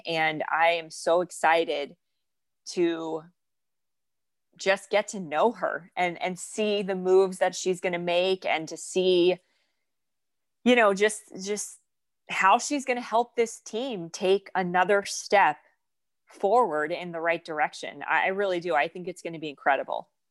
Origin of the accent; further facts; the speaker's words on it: North Florida, United States; I grew up in Florida, in North Florida